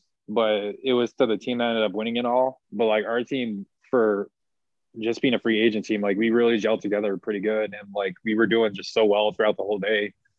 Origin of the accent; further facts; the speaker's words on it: Washington, United States; born there; But so was Seattle, because I was born in Washington.